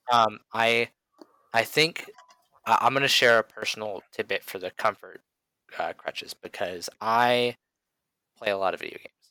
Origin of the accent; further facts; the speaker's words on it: United States; as an American